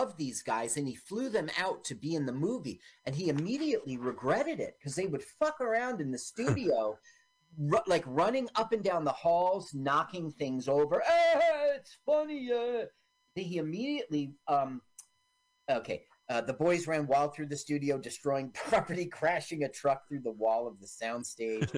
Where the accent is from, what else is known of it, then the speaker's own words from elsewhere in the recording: New Jersey, United States; also born or lived in Washington D.C.; I was born in Washington D.C. and I've been a Jersey boy since I was 3 years old.